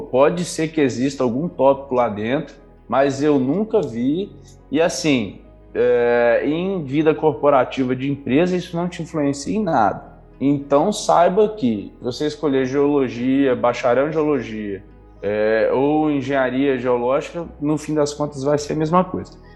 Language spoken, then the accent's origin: Portuguese; Pedra Azul, Espírito Santo, Brazil; eu sou de Pedra Azul, interior do Espírito Santo, capixaba de origem